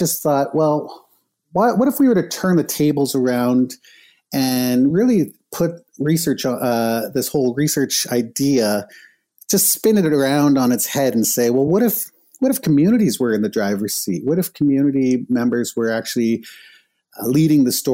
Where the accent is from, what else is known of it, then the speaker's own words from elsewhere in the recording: Niagara Falls, Ontario, Canada; moved away; also born or lived in Winnipeg; I grew up in Niagara, close to Niagara Falls, Canada